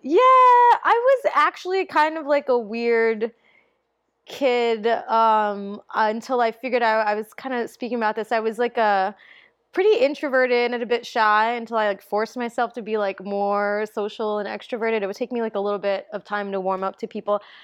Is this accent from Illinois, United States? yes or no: no; New York City, New York, United States; also born or lived in Okinawa, Japan; I grew up in the Bronx